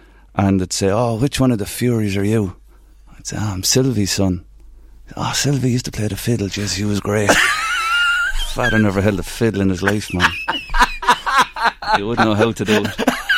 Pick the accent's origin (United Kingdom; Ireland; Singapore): Ireland; Navan, Leinster; My two big loves growing up in Navan was Navan Amahanis and music.